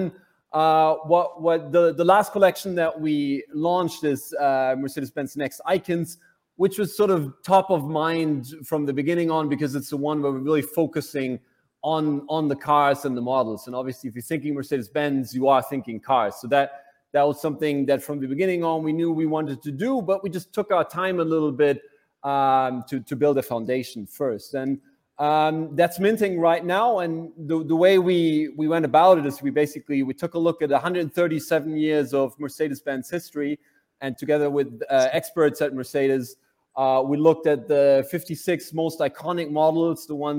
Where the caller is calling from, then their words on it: Berlin, Germany; Berlin, as most of the time.